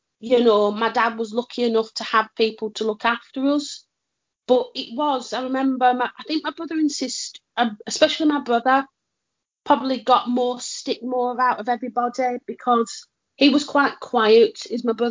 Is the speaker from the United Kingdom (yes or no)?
yes; Lancashire, North West England, United Kingdom; we're from Lancashire